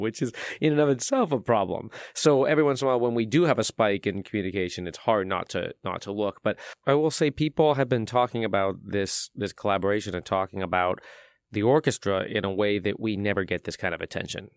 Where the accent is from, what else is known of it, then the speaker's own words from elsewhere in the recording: San Francisco, California, United States; moved away as an adult; now in Louisville, United States; I came from San Francisco, uh, that, that's my hometown